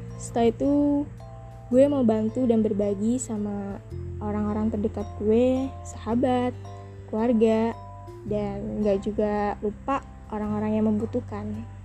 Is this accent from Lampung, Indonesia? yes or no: yes; Bandar Jaya, Lampung, Indonesia; Lahir di Bandar Jaya 30 Juni 2003, Lampung Tengah, Provinsi Lampung